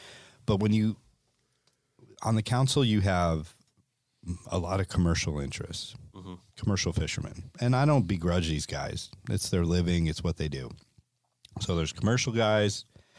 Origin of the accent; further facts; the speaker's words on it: Connecticut, United States; And I grew up in Connecticut, and we saw it with the codfish, with the fluke.